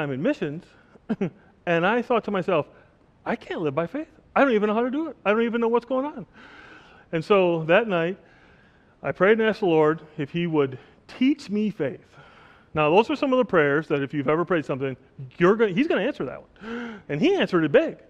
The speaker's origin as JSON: {"language": "English", "town": "Oshkosh", "region": "Wisconsin", "country": "United States", "tie": "born or raised there", "also_born_or_lived": "the Caribbean", "moved": "as an adult", "lives_now": "Oshkosh, United States", "said": "I was born and raised in Oshkosh, Wisconsin"}